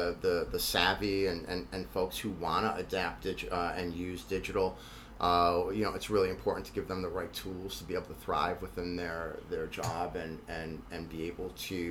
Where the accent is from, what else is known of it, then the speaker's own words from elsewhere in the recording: Buffalo, New York, United States; I tell them I'm from Buffalo